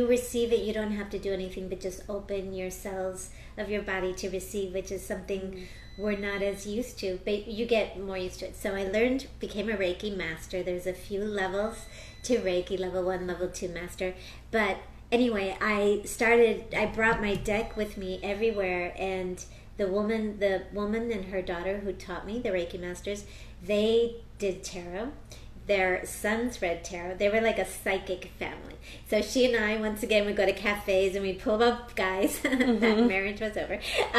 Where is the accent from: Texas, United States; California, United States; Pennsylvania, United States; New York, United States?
Pennsylvania, United States; Philadelphia; born there; first language Spanish; also born or lived in Wisconsin; I was born in the States. I was born in Philadelphia. I grew up speaking Spanish at home.